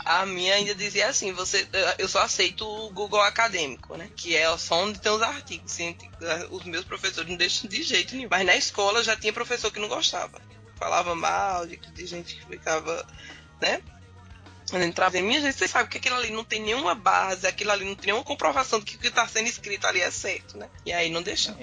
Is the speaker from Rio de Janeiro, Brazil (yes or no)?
no; Campina Grande, Paraíba, Brazil; Eu não sou de João Pessoa, né? Eu sou, da, eu sou de Campina Grande